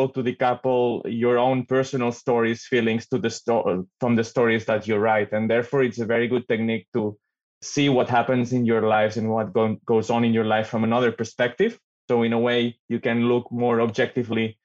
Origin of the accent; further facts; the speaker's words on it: Barcelona, Catalonia, Spain; moved away as an adult; now in Netherlands; I come from Barcelona originally, but I live in the Netherlands since 2008